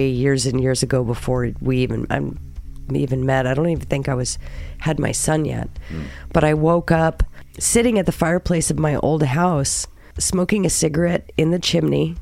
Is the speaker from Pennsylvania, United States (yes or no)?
no; California, United States; moved away; I lived in California for many, many, many, many years. It is my home state.